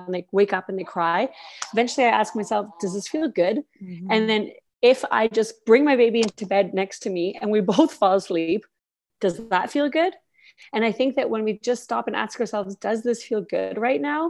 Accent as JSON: {"language": "English", "country": "Canada", "tie": "born or raised there", "moved": "as an adult", "lives_now": "Austria", "said": "I'm Canadian. I was born and raised in Canada"}